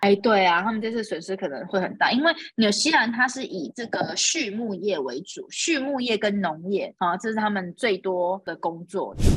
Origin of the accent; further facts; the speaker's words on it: Taiwan; now in Dubai, United Arab Emirates; 可是如果是以我们台湾人的标准来说，这根本就只是一场雨而已。